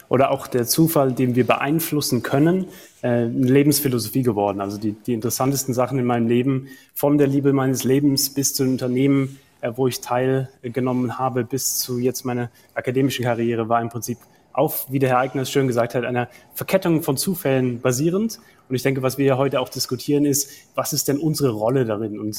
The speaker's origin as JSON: {"language": "German", "town": "Heidelberg", "region": "Baden-Württemberg", "country": "Germany", "tie": "born or raised there", "also_born_or_lived": "Bergisch Gladbach", "said": "ich bin in Heidelberg dann auch aufgewachsen, also aus Bergisch Gladbach nach Heidelberg gekommen"}